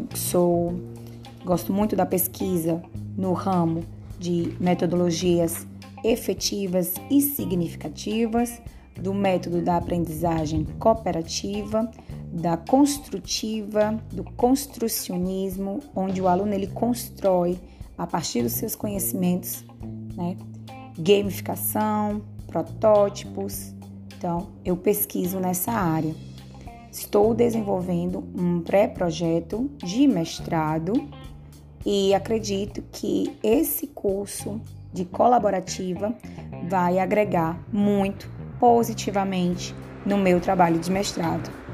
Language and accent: Portuguese; Ceará, Brazil; moved away as an adult; now in Paraíba, Brazil; sou formada em licenciatura em Química pela Universidade Federal do Ceará, de onde eu sou natural